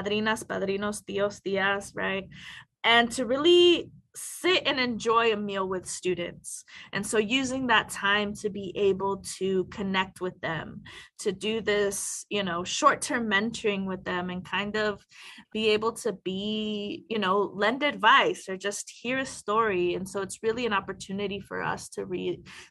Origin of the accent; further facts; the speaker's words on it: Mesa, Arizona, United States; I grew up in Mesa, Arizona